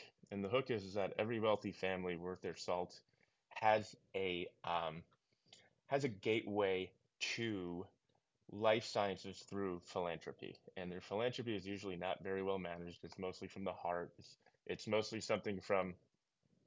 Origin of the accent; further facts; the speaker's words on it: New York, United States; I'm originally from New York